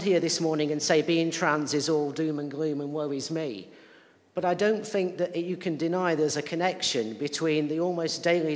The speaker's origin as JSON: {"language": "English", "area": "Lancashire", "region": "North West England", "country": "United Kingdom", "tie": "born or raised there", "said": "I'm also from Lancashire. And while church wasn't part of my life as a youngster particularly, I also grew up in an area that was socially conservative"}